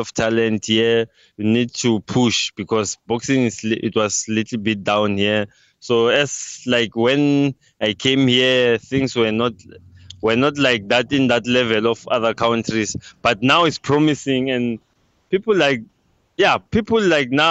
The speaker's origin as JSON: {"language": "English", "country": "South Africa", "tie": "born or raised there", "moved": "as an adult", "lives_now": "Mozambique", "said": "I was born here in Mozambique, but what can I say? I grew up there in South Africa. I went there at a young age, actually. You know, 3 years, from 3 years, then you grow up till 35 years."}